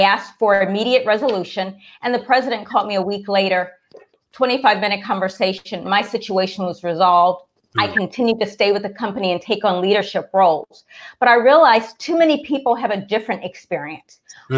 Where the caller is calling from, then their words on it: Washington, District of Columbia, United States; No, I'm in Washington, D.C.